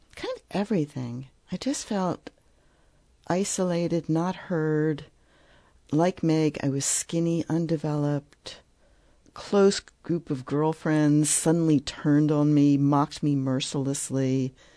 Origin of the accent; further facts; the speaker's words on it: Philadelphia, Pennsylvania, United States; I grew up in Philadelphia